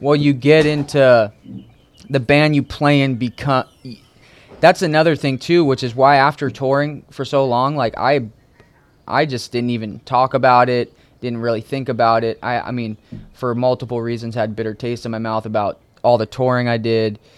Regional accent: Connecticut, United States; also born or lived in New England / Orange County, California; now in California, United States; I grew up on the East Coast in a small town, um, kind of all over New England, but mainly uh, as I was a kid in Connecticut

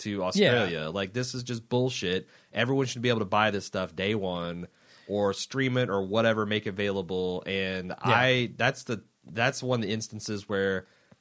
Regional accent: United States; as an American

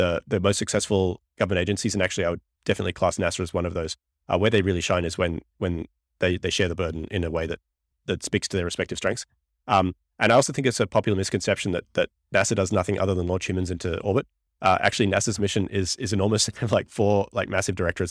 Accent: Australia; moved away as an adult; now in United States; I'm a green card P H D from Australia

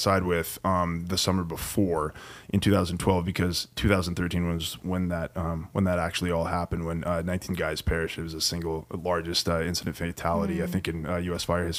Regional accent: Leavenworth, Washington, United States; moved away as an adult; also born or lived in Wenatchee; now in Seattle, United States; although I have a 509 area code, I was born and raised in Leavenworth. My mom is like fifth generation there, I think, in the 1890s or something like that.

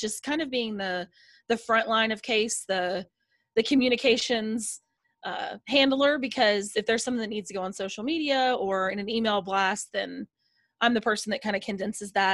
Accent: Nashville, Tennessee, United States; I'm from Nashville, Tennessee

